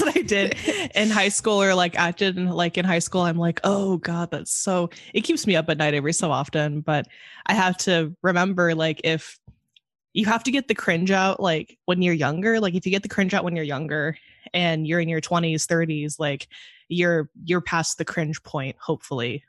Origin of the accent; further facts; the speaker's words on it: Monterey, California, United States; moved away as an adult; now in Chicago, United States; in school living in Monterey, my hometown